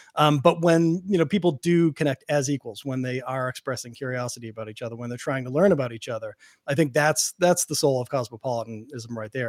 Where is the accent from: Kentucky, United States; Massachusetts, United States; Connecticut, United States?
Massachusetts, United States; Boston; I grew up in Boston. I grew up in a, in an Irish and Italian neighborhood